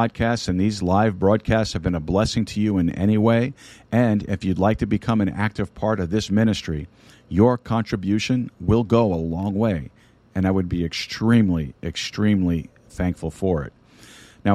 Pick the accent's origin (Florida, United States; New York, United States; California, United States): New York, United States; New York City; I'm a Sicilian from Brooklyn